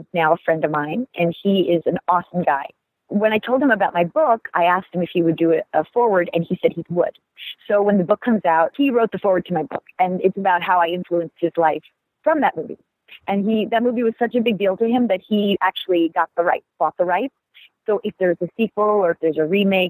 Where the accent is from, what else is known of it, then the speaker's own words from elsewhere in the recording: United States; a person from our country